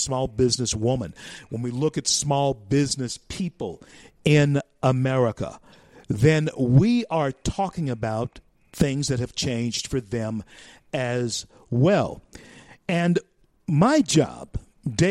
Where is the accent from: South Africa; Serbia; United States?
United States; Louisiana; Louisiana, my home state